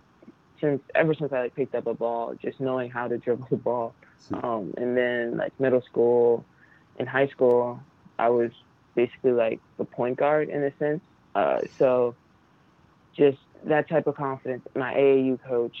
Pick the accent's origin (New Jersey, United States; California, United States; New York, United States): New Jersey, United States; I'm from Jersey